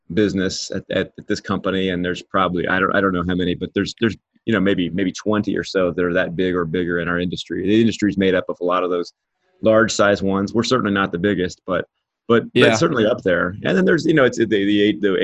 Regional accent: Kansas City, Missouri, United States; where I grew up in Kansas City, which is right in the middle of the US

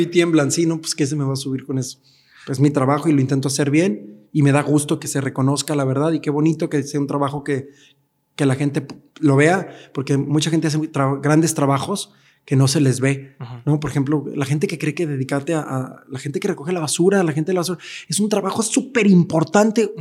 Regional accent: Mexico; now in Mexico City, Mexico; como mexicanos

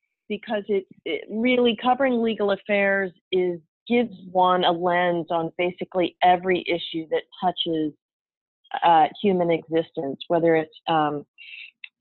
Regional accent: Midwest, United States; also born or lived in Tulsa, Oklahoma; now in San Francisco, United States; I grew up in the Midwest

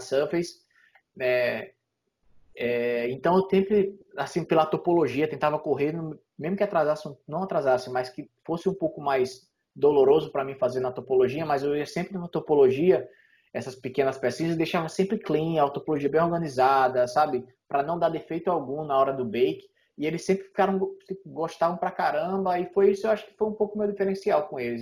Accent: Natal, Rio Grande do Norte, Brazil; moved away as an adult; also born or lived in São Paulo; now in Canada; em Natal é, na minha cidade lá

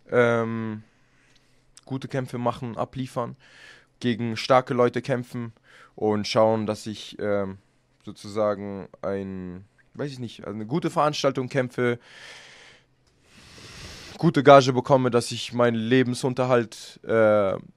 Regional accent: Germany; Deutschland ist ja meine Heimat. Ich kämpfe auch immer gerne hier

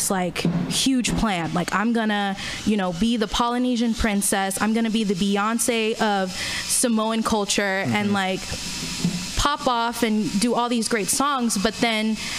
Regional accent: Fremont, California, United States; moved away as an adult; also born or lived in Central Valley, California / San Francisco; now in Oakland, United States; I was born in the Central Valley. But I moved to Fremont when I was in like fourth grade. And then I stayed in Fremont, and then after Fremont, moved to San Francisco for college.

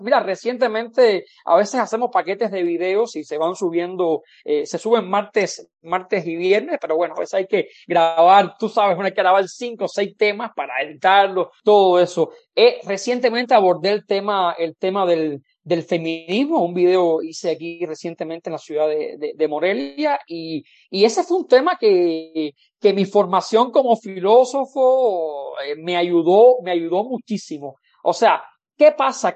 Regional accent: Cuba; moved away as an adult; now in Mexico; mi experiencia como cubano

